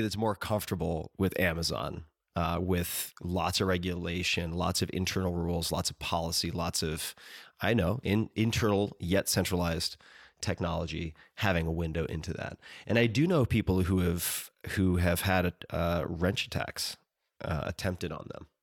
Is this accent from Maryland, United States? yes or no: no; Long Island, New York, United States; I'm from Long Island